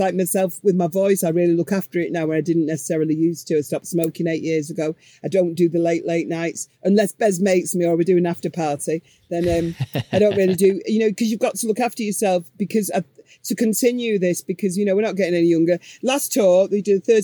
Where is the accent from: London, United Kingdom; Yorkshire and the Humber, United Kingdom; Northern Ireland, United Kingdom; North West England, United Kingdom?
North West England, United Kingdom; Manchester; we're from Manchester